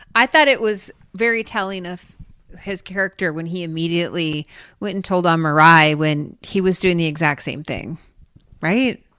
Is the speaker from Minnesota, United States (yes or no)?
yes; Grand Rapids, Minnesota, United States; in my hometown, the ruby slippers were stolen from the museum I used to work